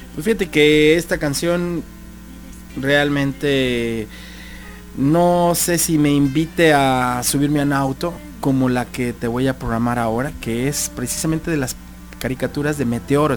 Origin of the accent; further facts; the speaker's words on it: Guadalajara, Jalisco, Mexico; yo como tapatío me siento muy honrado